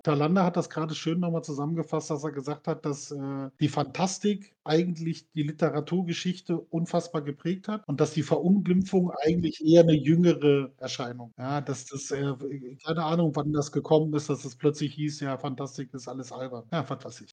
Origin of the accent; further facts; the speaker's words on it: Berlin, Germany; ich bin in Berlin groß geworden